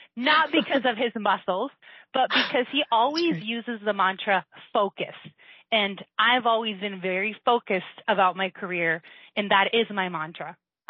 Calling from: Las Vegas, Nevada, United States; I'm calling from Las Vegas, Nevada

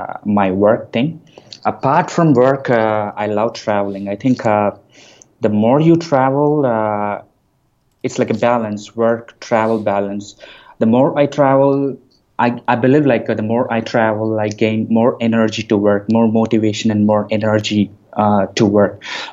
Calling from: Coimbatore, Tamil Nadu, India; I'm calling from my office in India.

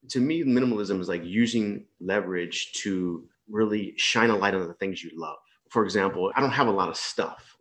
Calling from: East Coast, Malaysia; So I'm on the uh, east coast of Malaysia, in uh, a little small big town.

